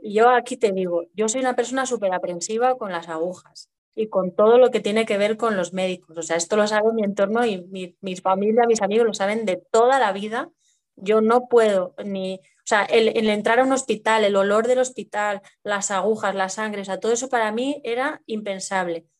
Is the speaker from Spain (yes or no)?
yes; Madrid, Community of Madrid, Spain; estoy viviendo en Madrid, soy de aquí de Madrid de, toda la vida